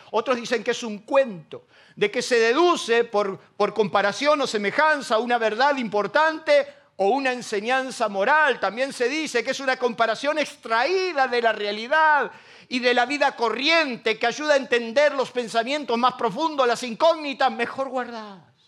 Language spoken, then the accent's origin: Spanish; Isidro Casanova, Buenos Aires Province, Argentina; now in Ramos Mejía, Argentina; Yo soy de Casanova, quiero que quede bien claro. Circunstancialmente estoy en Ramón Mejía.